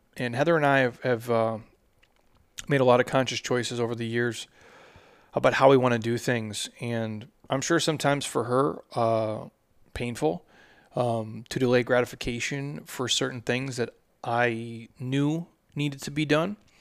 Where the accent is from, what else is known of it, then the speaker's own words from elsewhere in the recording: Minnesota, United States; I'm from Minnesota